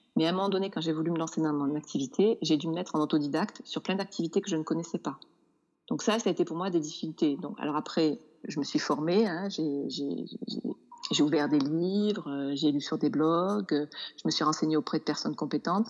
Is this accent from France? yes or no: yes; Nîmes, Occitania, France; moved away as an adult; also born or lived in Montpellier / Toulouse / Paris / London; now in Auvergne, France; je suis de Nîmes